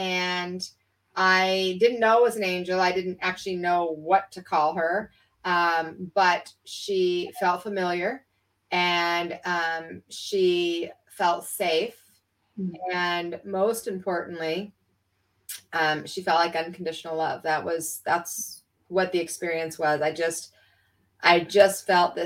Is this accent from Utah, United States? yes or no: yes; Salt Lake City, Utah, United States; I was raised in Salt Lake City, Utah